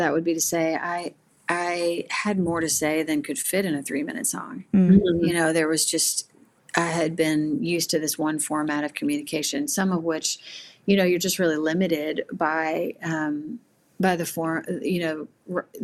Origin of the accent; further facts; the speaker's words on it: Missouri, United States; now in Nashville, United States; I grew up originally in Missouri